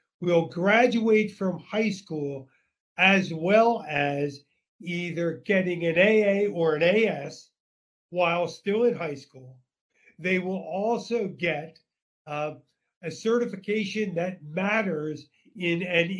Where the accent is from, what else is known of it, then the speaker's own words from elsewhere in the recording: Philadelphia, Pennsylvania, United States; moved away as an adult; now in Central Valley, California, United States; I grew up in Philly as a longtime Philly citizen